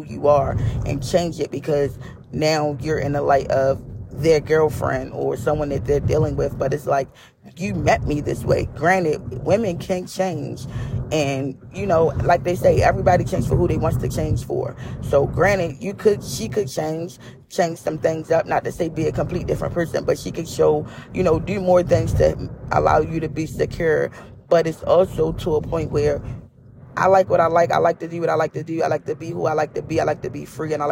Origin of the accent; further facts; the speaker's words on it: Baltimore, Maryland, United States; I am a girl born and raised in East Baltimore